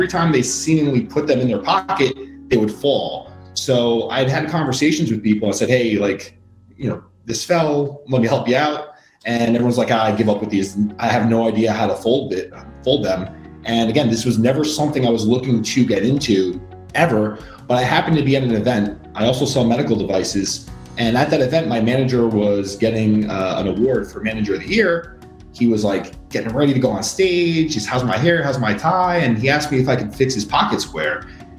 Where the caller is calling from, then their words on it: Queens, New York, United States; Coming live from Queens, New York.